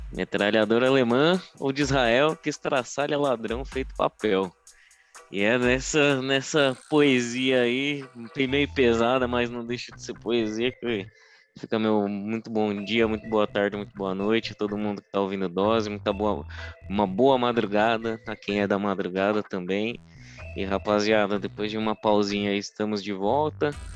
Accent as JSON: {"language": "Portuguese", "country": "Brazil", "said": "a gente, como bom brasileiro"}